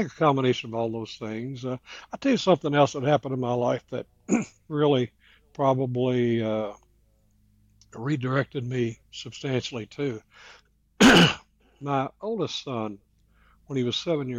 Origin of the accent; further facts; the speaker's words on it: Kentucky, United States; moved away; also born or lived in Las Vegas; the county that I was raised up in Kentucky